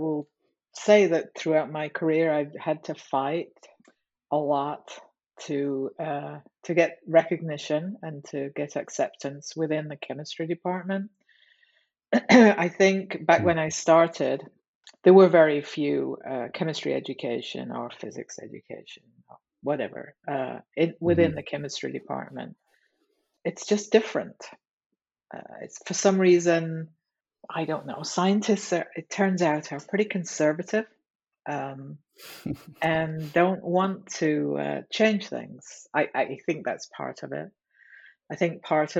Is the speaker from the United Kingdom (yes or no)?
yes; England, United Kingdom; moved away; I'm from England